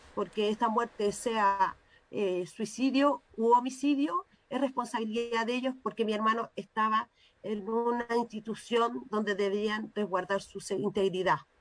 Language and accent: Spanish; Chile; como ciudadano como chileno como compatriota